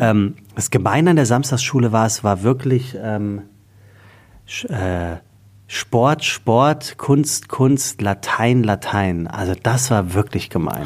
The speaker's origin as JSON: {"language": "German", "area": "Taunus", "region": "Hesse", "country": "Germany", "tie": "born or raised there", "also_born_or_lived": "Frankfurt", "said": "Ich bin geboren äh, 1979 in einem Sommermonat in Frankfurt. Ähm, und ich bin aufgewachsen im Taunus, das ist unweit von Frankfurt."}